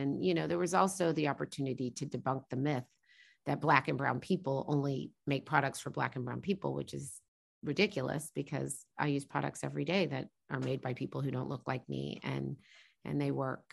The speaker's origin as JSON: {"language": "English", "town": "Norman", "region": "Oklahoma", "country": "United States", "tie": "born or raised there", "also_born_or_lived": "New York / New Jersey", "said": "because I grew up in a college town, I would say, you know, Norman, where I grew up"}